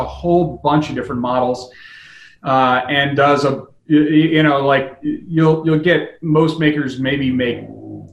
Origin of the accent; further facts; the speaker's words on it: United States; I'm an American